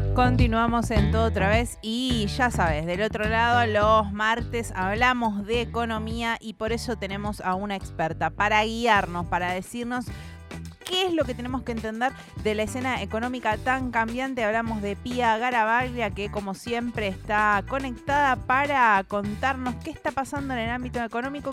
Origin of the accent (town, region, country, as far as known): Argentina